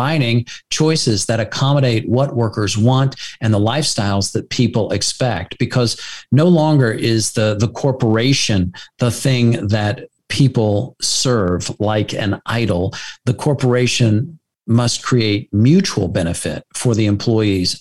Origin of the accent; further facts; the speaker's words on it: United States; as an American